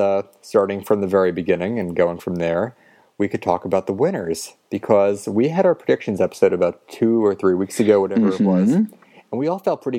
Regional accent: United States; growing up near New York

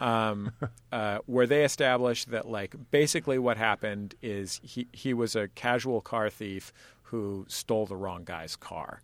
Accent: San Francisco, California, United States; I'm from San Francisco

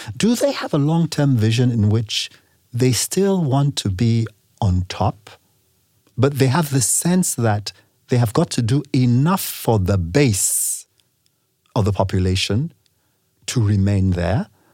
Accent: Nigeria; also born or lived in England / United States; I am from Nigeria

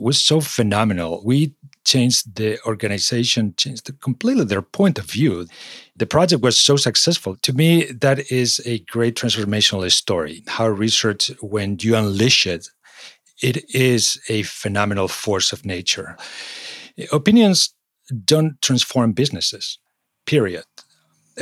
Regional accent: Spain; moved away as an adult; also born or lived in Singapore / London / Czech Republic / Madrid; now in United States; I was born in Spain

